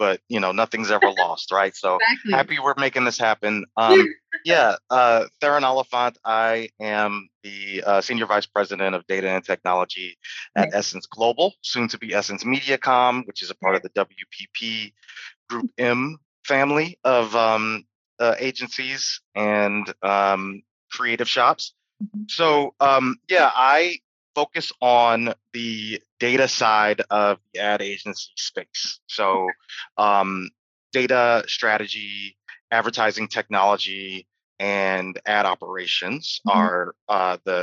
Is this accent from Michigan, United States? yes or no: yes; Detroit, Michigan, United States; I lived in Detroit, which is my hometown.